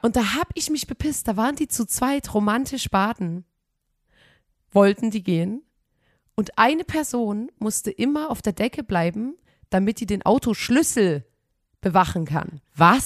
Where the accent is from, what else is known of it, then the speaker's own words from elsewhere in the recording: Saxony, Germany; wir kommen aus Sachsen